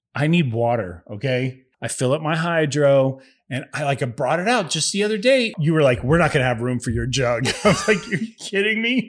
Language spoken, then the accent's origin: English; Ohio, United States; moved away; I grew up in Ohio